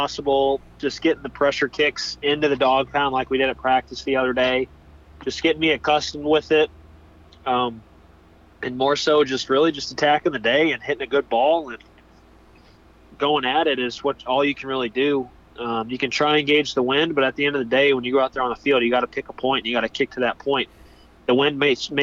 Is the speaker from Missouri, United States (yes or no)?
yes; St. Louis, Missouri, United States; I'm from St. Louis area